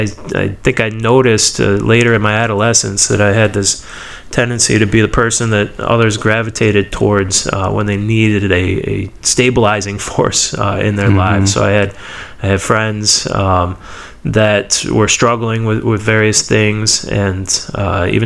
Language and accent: English; Stow, Ohio, United States; I was born and raised in Akron area, Ohio, Stowe specifically